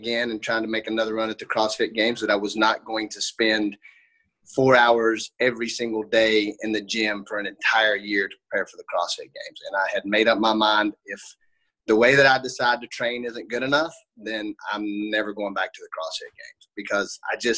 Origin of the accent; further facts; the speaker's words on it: Johnson City, Tennessee, United States; also born or lived in Banner Elk, North Carolina; I grew up in Johnson City, Tennessee. I still live here currently.